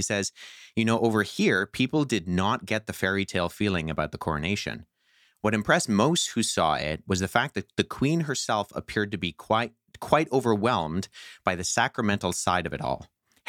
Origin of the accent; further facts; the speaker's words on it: Canada; And I think as a Canadian, like you said, Steve, as a member of the British Commonwealth